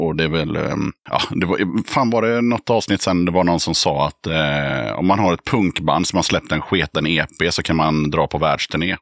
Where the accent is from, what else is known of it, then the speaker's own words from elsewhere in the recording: Eskilstuna, Södermanland, Sweden; Jag är född i Eskilstuna